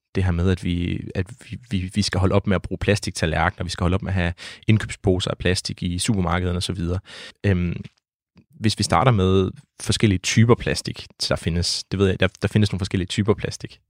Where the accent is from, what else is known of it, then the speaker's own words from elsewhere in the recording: Denmark; hvor jeg voksede op ved Vesterhavet